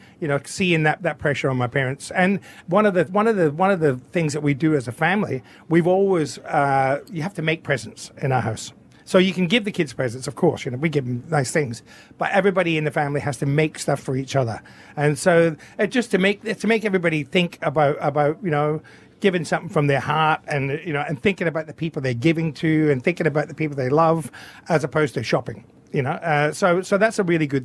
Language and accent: English; Scotland, United Kingdom; also born or lived in south of France; now in Australia; as a Scotsman, I remember white Christmases